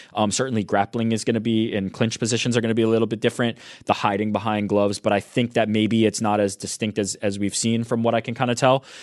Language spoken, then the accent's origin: English; New York City, New York, United States; I'm from Queens.